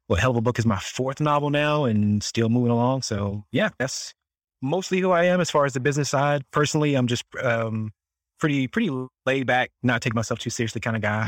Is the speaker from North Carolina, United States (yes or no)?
yes; Southeast North Carolina, United States; I grew up in the South, like, same small town as you still live in, this little small six hundred people town in Southeast North Carolina